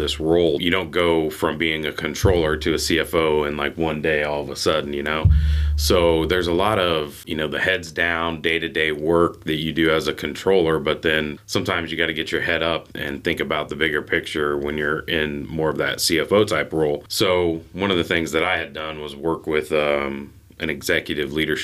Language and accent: English; North Manchester, Indiana, United States; also born or lived in Florida / West Chicago; I grew up in North Manchester, a couple, 20 miles north of here, I guess